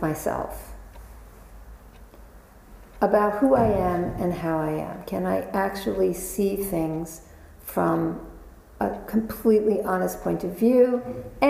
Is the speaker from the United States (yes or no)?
yes; New York, United States; I was born and raised in New York